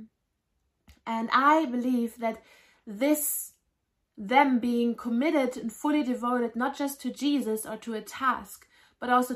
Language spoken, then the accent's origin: English; Germany; I grew up in Germany